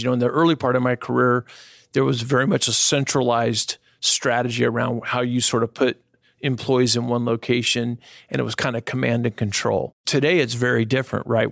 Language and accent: English; Northern California, United States; I was born and raised here in Northern California